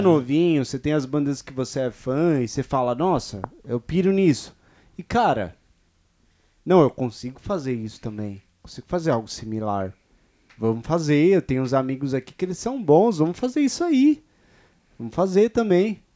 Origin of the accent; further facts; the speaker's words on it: São Bernardo do Campo, São Paulo, Brazil; moved away; also born or lived in Jardim Colorado, São Paulo; Eu sou do Ruge, na verdade, lá em São Bernardo nasci lá, mas eu não moro mais lá faz algum tempo.